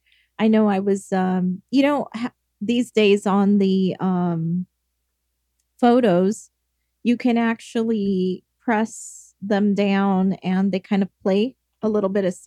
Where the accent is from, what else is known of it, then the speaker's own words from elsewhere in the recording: England, United Kingdom; moved away; because I come from England